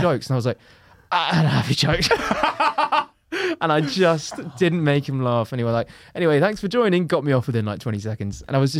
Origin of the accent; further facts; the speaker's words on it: London, United Kingdom; I'm from London and I'm a comedian.